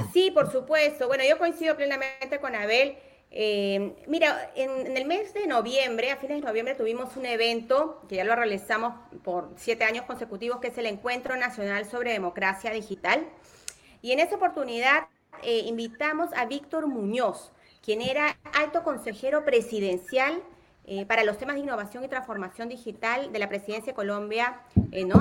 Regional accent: Peru; Soy peruana, peruanísima

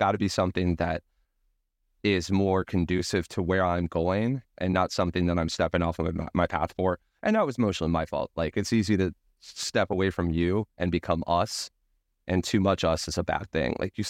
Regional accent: Ventura, California, United States; that beach that we went to all the time growing up in Ventura, California

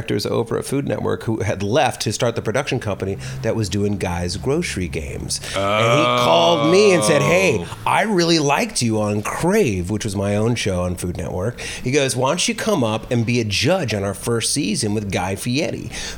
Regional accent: San Diego, California, United States; also born or lived in Poway / Peñasquitos; I was born and raised in San Diego.

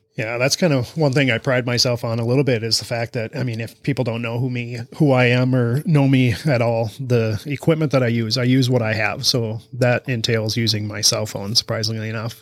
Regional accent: Almena, Wisconsin, United States; from Amory, Wisconsin. local guy

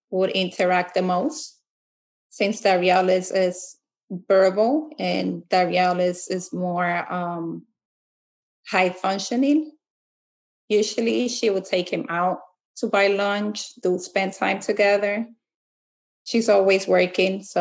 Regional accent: Fair Lawn, New Jersey, United States; Uh, I'm from Fair Lawn, New Jersey. I'm the mother of three children

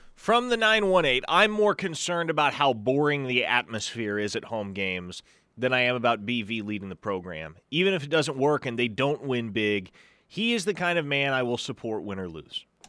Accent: Nebraska, United States; moved away; I'm from Nebraska

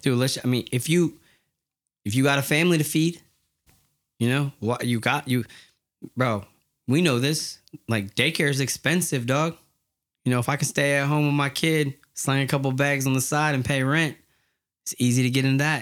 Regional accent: Yakima, Washington, United States; I'm from Yakima, Washington, and it's pretty hood. It's a, it's a hard place to grow up

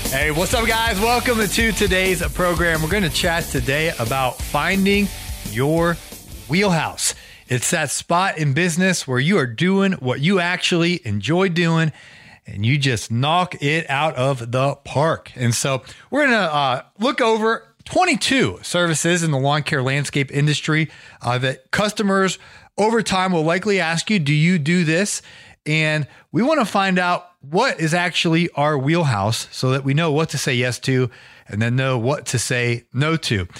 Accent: Ohio, United States; I grew up in Ohio

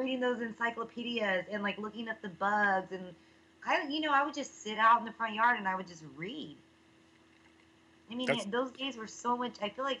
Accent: Fresno, California, United States; I'm from Fresno, California.

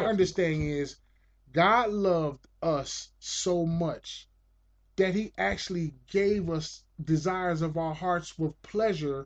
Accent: United States; I'm American

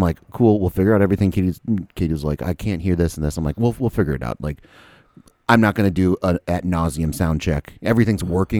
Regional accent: Jacksonville, Florida, United States; I'm from Jacksonville, or is lived

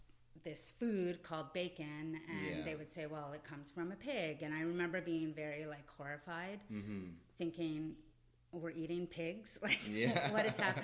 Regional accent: New Brunswick, Canada; moved away as an adult; also born or lived in California / Michigan / Ontario / British Columbia; I was born here in New Brunswick. But I did live in many different places more in adulthood.

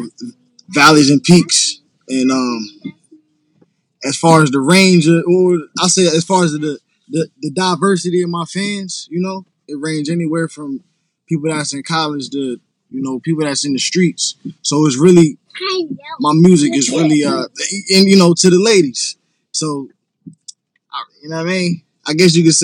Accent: Harrisburg, Pennsylvania, United States; I'm from PA, Harrisburg, PA

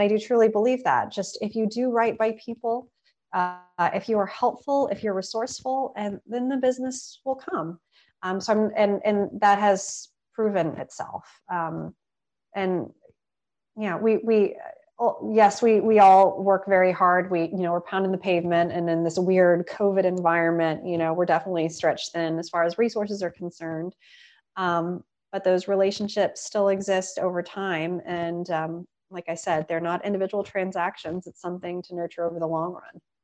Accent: Austin, Texas, United States; now in Washington, DC, United States; I had incredible meetings with folks in Austin. And um, yes, being my hometown

